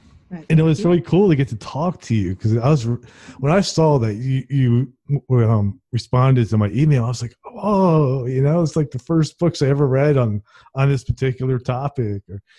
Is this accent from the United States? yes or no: yes; New Jersey, United States; now in Alabama, United States; I grew up in New Jersey, and when I was a kid, it was country and it was nice. But then, you know, sort of like urban sprawl took over.